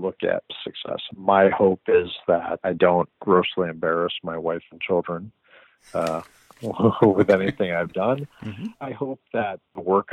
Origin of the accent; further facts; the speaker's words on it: San Diego, California, United States; now in Los Angeles, United States; growing up in San Diego